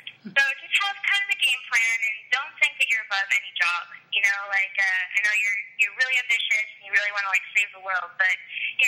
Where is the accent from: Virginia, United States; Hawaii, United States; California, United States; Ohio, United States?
California, United States; Orange County; I'm 21. I'm from Orange County, California